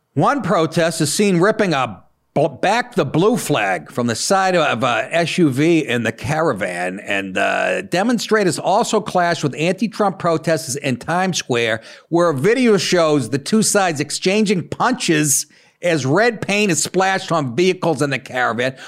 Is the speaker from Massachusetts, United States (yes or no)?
yes; Boston, Massachusetts, United States; moved away as an adult; also born or lived in New York City; I'm a Bostonian, and, uh, I moved down to New York when I was twenty, twenty-seven